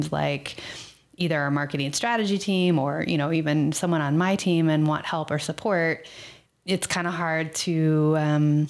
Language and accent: English; Texas, United States; moved away; I'm from Texas